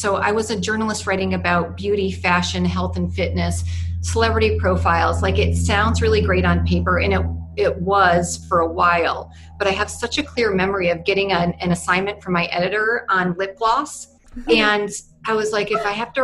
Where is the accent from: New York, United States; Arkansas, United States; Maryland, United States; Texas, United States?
New York, United States; moved away as an adult; also born or lived in California; I'm from New York and was in California for 20 years, but came back to the East Coast about 2.5 years ago